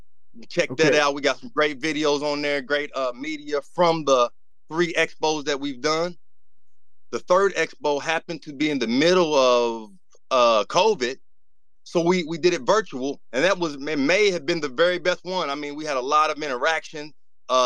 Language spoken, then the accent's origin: English; Kanawha County, West Virginia, United States; I'm from Kanawha County, and I consider myself a hustler, so it was cool, and I feel at home.